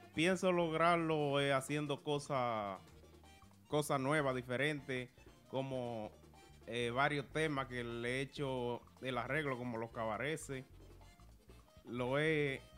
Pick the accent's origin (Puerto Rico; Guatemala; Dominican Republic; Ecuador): Dominican Republic; Santiago de los Caballeros, Santiago; Yo soy de Santiago.